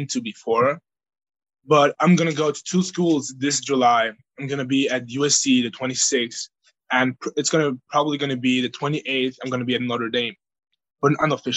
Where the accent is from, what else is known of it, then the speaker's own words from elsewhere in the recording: Bavaria, Germany; now in United States; I grew up there